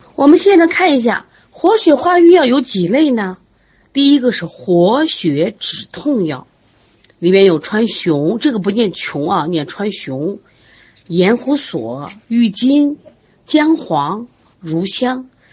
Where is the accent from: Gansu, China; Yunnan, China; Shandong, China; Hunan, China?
Shandong, China; 我就是山东人